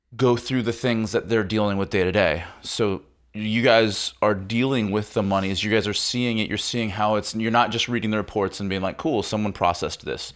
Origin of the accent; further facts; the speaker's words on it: Midwest, United States; moved away as an adult; now in California, United States; I grew up in the Midwest.